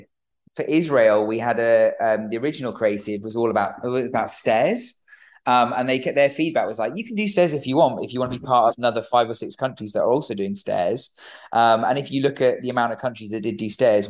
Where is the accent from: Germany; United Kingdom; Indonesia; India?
United Kingdom; we're British. We're the United Kingdom.